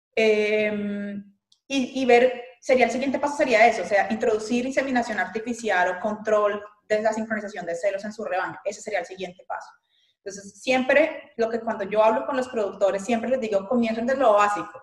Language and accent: Spanish; Colombia; moved away as an adult; also born or lived in Brazil; now in Marianna, United States; soy originalmente de Colombia y estudié medicina veterinaria y zootecnia en Colombia